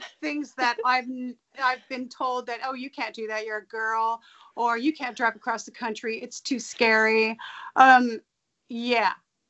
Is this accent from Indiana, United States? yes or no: no; Simi Valley, California, United States; moved away; also born or lived in Oregon; I was born there, and then I grew up in Simi Valley, and then we all moved back there.